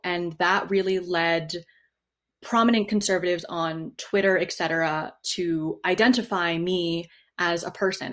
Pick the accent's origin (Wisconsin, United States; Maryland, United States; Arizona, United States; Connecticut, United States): Connecticut, United States; New Haven; moved away as an adult; also born or lived in Wyoming / California / New York City; I grew up in New Haven, Connecticut for the first 20 years of my life